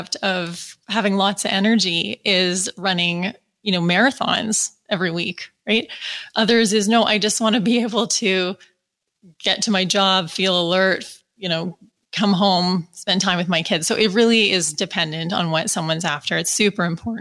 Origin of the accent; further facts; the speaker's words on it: Calgary, Alberta, Canada; I'm from Calgary